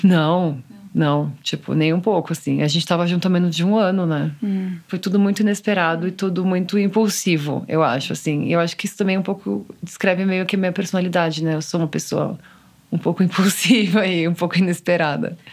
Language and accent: Portuguese; São Paulo, Brazil; Eu sou de São Paulo